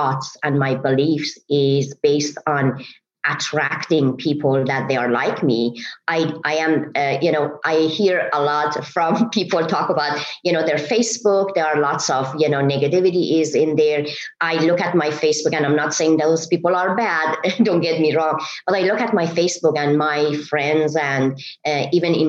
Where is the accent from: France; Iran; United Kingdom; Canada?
Iran; English is a second language; moved away as an adult; now in United States; I am originally from Iran, and I moved to America 30 years